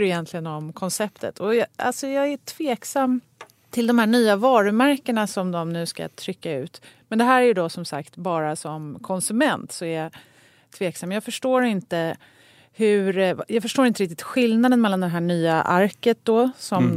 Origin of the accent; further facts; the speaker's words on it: Sweden; also born or lived in Stockholm; som svensk